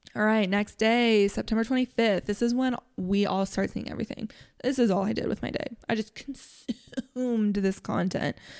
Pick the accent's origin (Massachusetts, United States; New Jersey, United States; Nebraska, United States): Nebraska, United States; I'm from Nebraska. I'm three hours from Kansas City